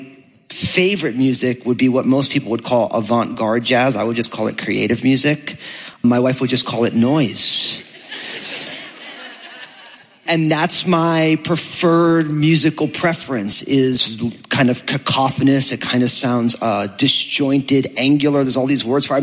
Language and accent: English; New Jersey, United States; I'm from New Jersey